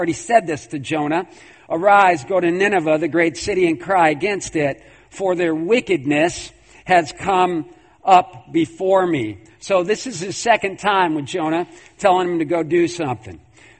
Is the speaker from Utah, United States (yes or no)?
no; New York, United States; I'm from New York